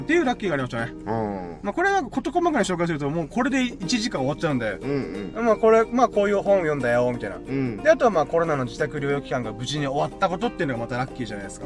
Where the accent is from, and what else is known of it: Okinawa, Japan; born or raised there